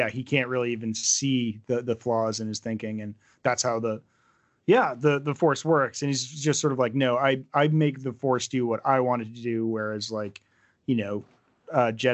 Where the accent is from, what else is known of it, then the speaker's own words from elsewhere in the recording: New Hampshire, United States; how I was raised in New Hampshire